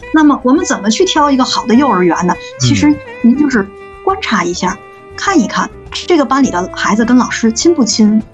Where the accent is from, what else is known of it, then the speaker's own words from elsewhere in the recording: China; 我们中国